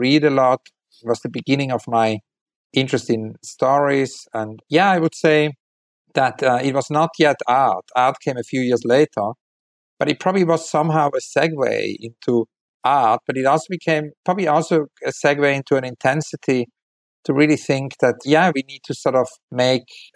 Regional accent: Weinfelden, Thurgau, Switzerland; also born or lived in Zurich, Switzerland; I was born in a hospital in Zurich, but I grew up in Weinfelden.

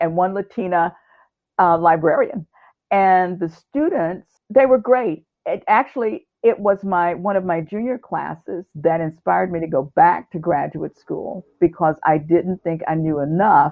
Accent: Houston, Texas, United States; also born or lived in Irving, Texas; my home state

